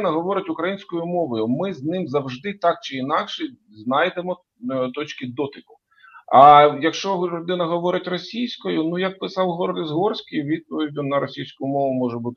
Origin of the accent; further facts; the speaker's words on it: Ukraine; Я з України, крапка.